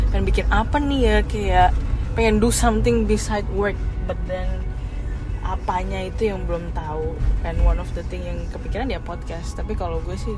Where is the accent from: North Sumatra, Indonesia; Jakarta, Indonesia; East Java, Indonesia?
Jakarta, Indonesia; now in Bekasi, Indonesia; kalau gue sih dari Jakarta aslinya dan baru pindah ke Bekasi setelah menikah dengan my husband